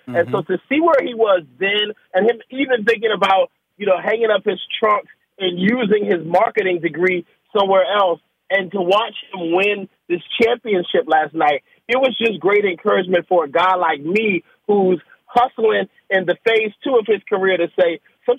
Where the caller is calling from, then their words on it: Washington, District of Columbia, United States; Man, I'm home in Washington D.C.